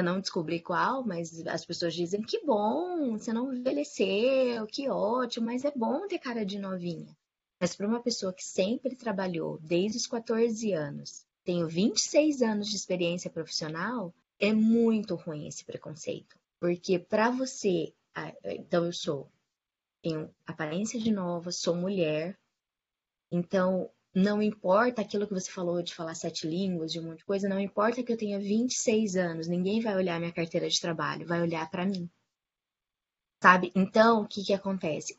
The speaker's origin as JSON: {"language": "Portuguese", "town": "Maringá", "region": "Paraná", "country": "Brazil", "tie": "born or raised there", "moved": "yes", "lives_now": "Curitiba, Brazil", "said": "eu moro em Curitiba, sou nascida em Maringá"}